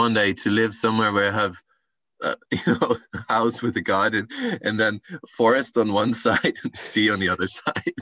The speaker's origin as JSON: {"language": "English", "region": "northern Netherlands", "country": "Netherlands", "tie": "born or raised there", "said": "I grew up in the countryside in the Netherlands"}